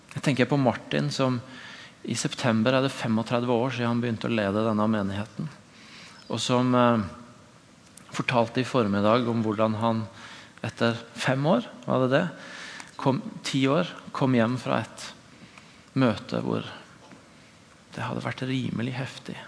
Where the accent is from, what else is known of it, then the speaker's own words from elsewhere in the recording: Tvedestrand, Agder, Norway; moved away; I min egen ordinasjon hjemme i Tvedesand kirke